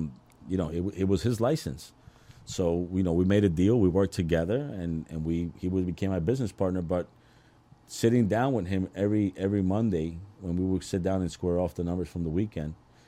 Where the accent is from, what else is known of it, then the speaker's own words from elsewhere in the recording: Queens, New York, United States; I'm from Queens. I actually got to Elizabeth because of a girl.